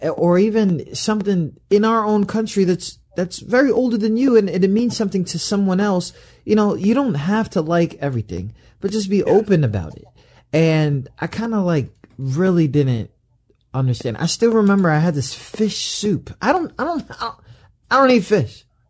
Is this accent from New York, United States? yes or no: yes; New York, United States; I'm from New York